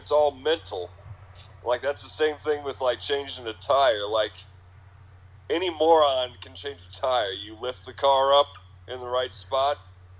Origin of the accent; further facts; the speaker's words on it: Peoria, Illinois, United States; But I'm from Peoria, Illinois, and best believe I know how to change a tire.